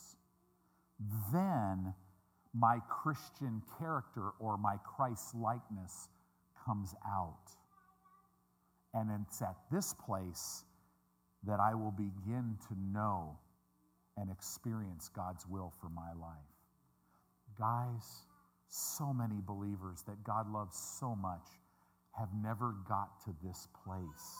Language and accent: English; Midwest, United States; I'm a Midwesterner